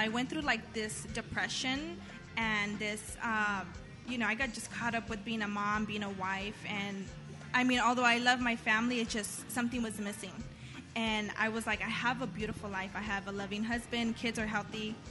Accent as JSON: {"language": "English", "town": "Whittier", "region": "California", "country": "United States", "tie": "born or raised there", "said": "I grew up in Whittier since I moved here when I was like 4"}